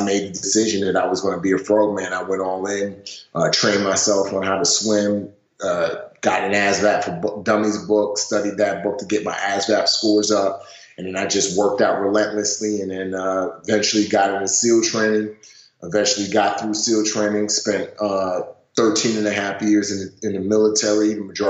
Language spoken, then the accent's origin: English; Nigeria; born there; Yeah, so I was born in Nigeria into a very wealthy family.